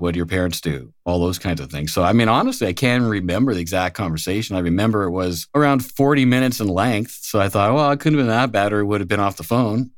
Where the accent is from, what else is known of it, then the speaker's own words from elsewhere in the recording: Moose Jaw, Saskatchewan, Canada; moved away as an adult; also born or lived in Switzerland; I'm Canadian by birth. Moose Jaw is the little town I'm from.